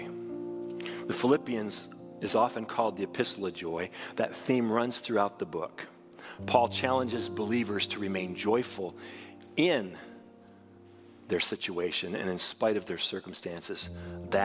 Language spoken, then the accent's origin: English; United States; We are Christians first who happen to also be Americans.